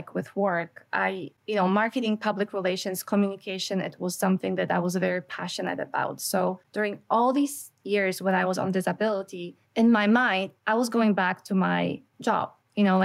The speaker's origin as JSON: {"language": "English", "country": "Canada", "said": "as a Canadian, there's a lot of information coming from states, but we don't have a lot of that here in Canada."}